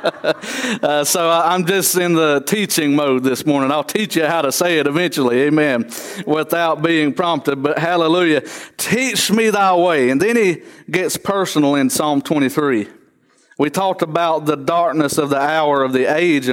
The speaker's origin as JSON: {"language": "English", "town": "Trap Hill", "region": "North Carolina", "country": "United States", "tie": "born or raised there", "said": "I was raised in Trap Hill, North Carolina"}